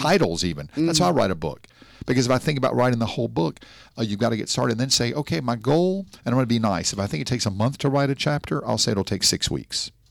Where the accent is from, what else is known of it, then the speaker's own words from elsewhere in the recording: Nashville, Tennessee, United States; now in Miami Beach, United States; I'm from Nashville, Tennessee, a nice Jewish boy from Tennessee